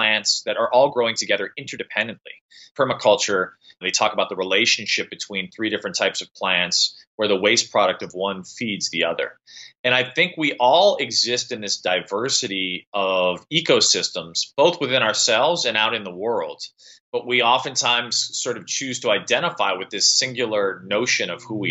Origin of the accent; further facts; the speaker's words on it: Midwest, United States; moved away; I'm from the Midwest and go back frequently